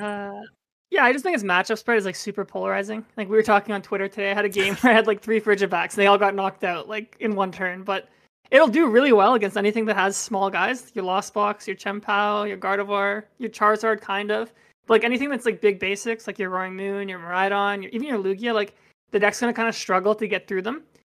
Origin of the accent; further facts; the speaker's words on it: Toronto, Ontario, Canada; I'm from Toronto